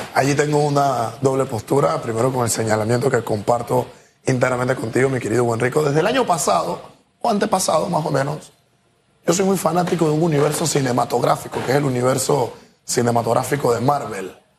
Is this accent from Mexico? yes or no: no; Panama; yo soy una persona que vive en Panamá y que tengo los pies sobre la tierra y que soy panameño